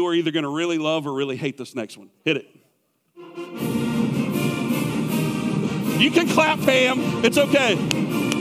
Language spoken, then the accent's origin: English; South Carolina, United States; I grew up in South Carolina